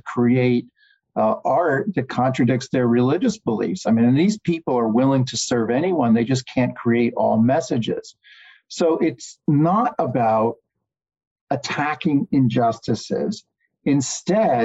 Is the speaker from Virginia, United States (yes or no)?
yes; Virginia, United States; Commonwealth of Virginia, in my home state